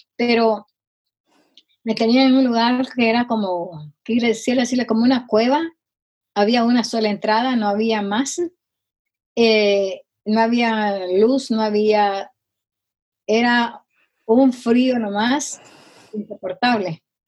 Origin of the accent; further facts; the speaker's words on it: Guatemala; now in Rowland Heights, United States; soy guatemalteca. Eh, me crié con una mi tía